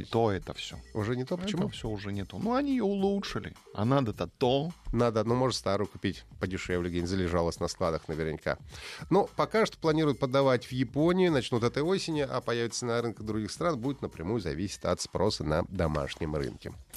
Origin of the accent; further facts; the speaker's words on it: Urals, Russia; Их детство прошло на Урале, как у нас с Павлом